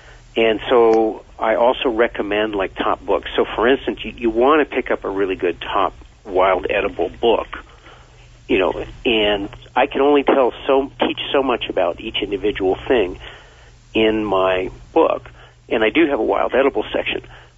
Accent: Vermont, United States; born or raised there

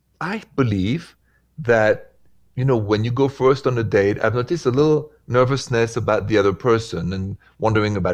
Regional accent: Paris, Île-de-France, France; accent: French; moved away; that's where the accent is from, and that's where I'm from. Paris, France, Paris

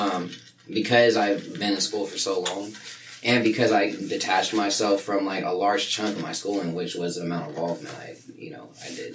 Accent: Sacramento, California, United States; now in Chico, United States; Sacramento was my hometown

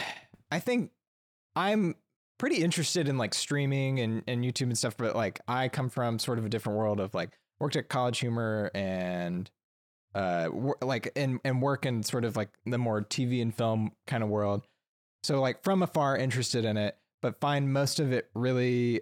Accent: Alabama, United States; So I'm from Alabama. I moved out here after college

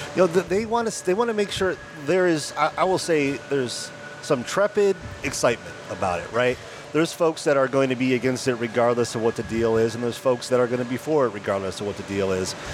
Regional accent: Lansing, Michigan, United States; now in Tempe, United States; I'm from Lansing, Michigan, so I grew up and remain, unfortunately, a long-suffering Detroit sports fan

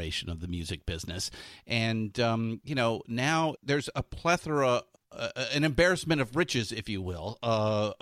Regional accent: West Coast, United States; I'm from the West Coast

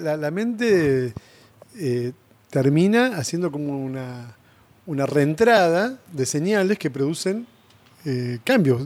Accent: Castelar, Buenos Aires Province, Argentina; also born or lived in Mataderos, Buenos Aires; crecí en Castelar

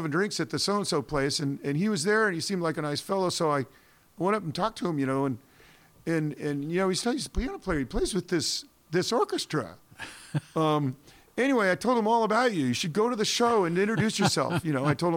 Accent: Portland, United States; I'm from Portland

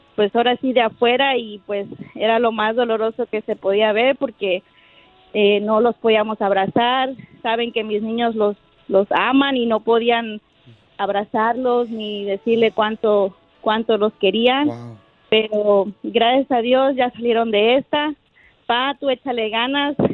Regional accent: Paso del Macho, Veracruz, Mexico; moved away; originalmente soy de Veracruz, de allá de, de eh, pasó del macho Veracruz

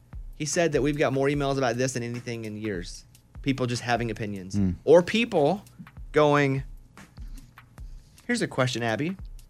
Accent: Arkansas, United States; growing up in Arkansas when Bill Clinton was the governor.

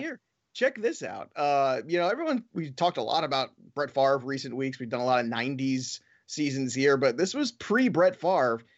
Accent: New York City, New York, United States; a kid growing up in Brooklyn, nineteen eighty-six

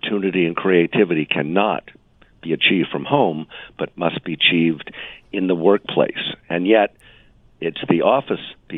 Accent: New York, United States

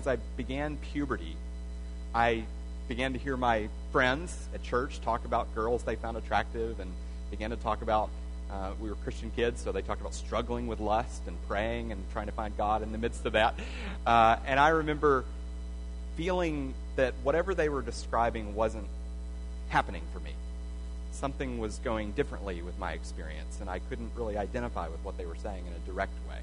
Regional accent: Arkansas, United States; I grew up Southern Baptist in Arkansas, not too far from here.

